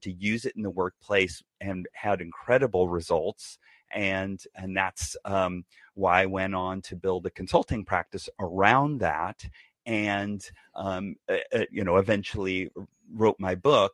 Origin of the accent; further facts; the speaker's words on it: Bay Area, California, United States; also born or lived in San Diego; I was raised in the Bay Area